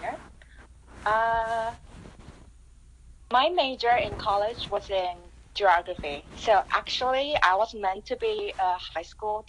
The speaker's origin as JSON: {"language": "English", "country": "Taiwan", "tie": "born or raised there", "also_born_or_lived": "New York", "moved": "as an adult", "lives_now": "Toronto, Canada", "said": "I was born in Taiwan"}